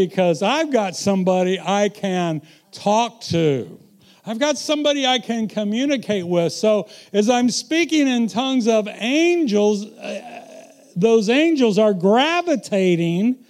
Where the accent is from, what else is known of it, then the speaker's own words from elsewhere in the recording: Missouri, United States; I'm from Missouri